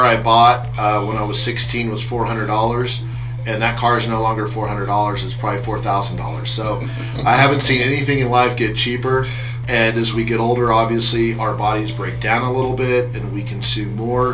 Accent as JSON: {"language": "English", "country": "United States", "tie": "born or raised there", "said": "being an American, growing up on the Mexican border"}